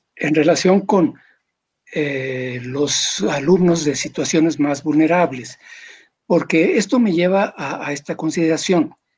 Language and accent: Spanish; Mexico